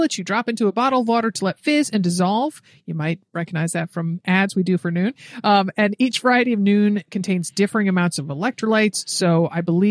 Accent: Connecticut, United States; I'm from Connecticut.

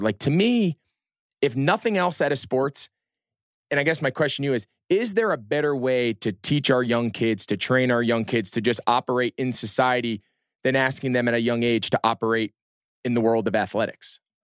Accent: Northeast, United States; grew up in the Northeast.

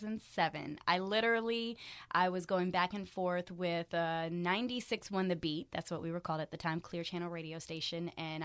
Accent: Frankfurt, Hesse, Germany; also born or lived in Miami, United States; I was born in Miami, but we were a military family, so we did jump around a little bit. My parents are both in the military, and so I grew up in Germany, Frankfurt

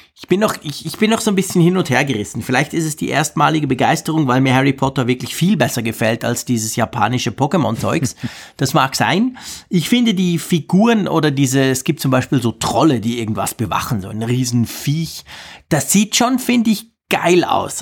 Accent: Switzerland; bei uns in der Schweiz

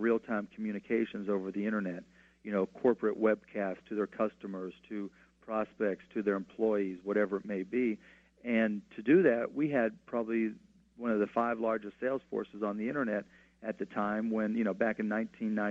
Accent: Pittsburgh, Pennsylvania, United States; Pittsburgh in particular because it's my hometown

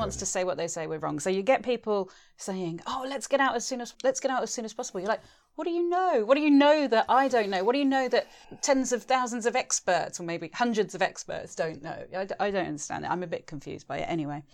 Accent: Spain; moved away; also born or lived in England; I'm a traveller, I'm mixed race, I'm a, a European, I grew up in Spain

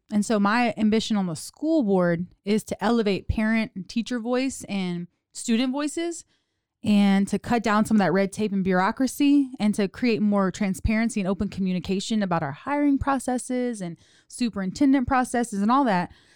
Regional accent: South Louisiana, United States; also born or lived in Houston; now in Waco, United States; I was born and raised in South Louisiana, Cajun girl

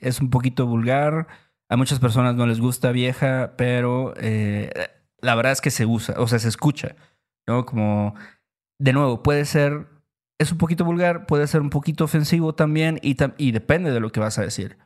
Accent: Veracruz, Mexico; en Veracruz también lo escuchamos mucho, decimos mucho banda

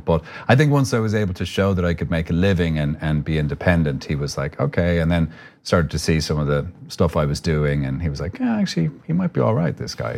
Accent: Ireland; accent: Irish; moved away as an adult; now in United States

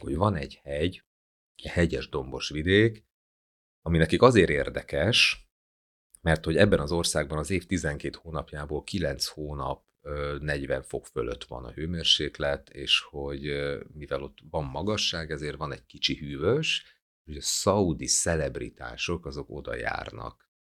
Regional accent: Biharnagybajom, Hajdú-Bihar, Hungary; first language Hungarian; also born or lived in Berettyóújfalu; now in Budapest, Hungary; nekem Budapest az otthonom egyébként, ö, bár Beretyújföldban születtem, Biharnagybajómból származom

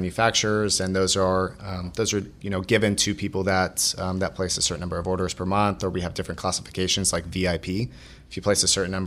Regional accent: Orange County, Southern California, United States; I grew up in Orange County, Southern California

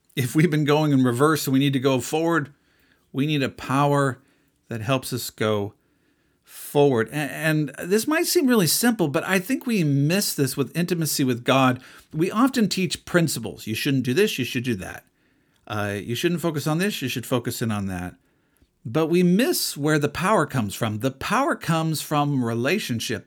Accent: United States; I'm an American

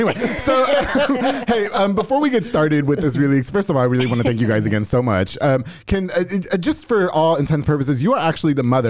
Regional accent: New York, United States; now in Texas, United States; I'm from New York, so we don't eat barbecue.

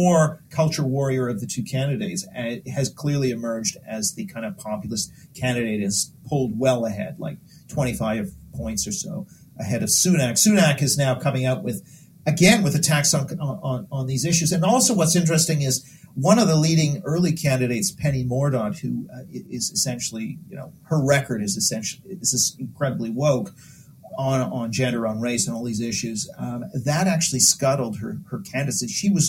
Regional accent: Canada; I'm Canadian

